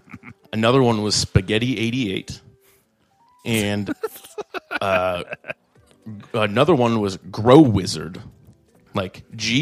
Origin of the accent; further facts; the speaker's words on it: Canada; No, I'm from Canada.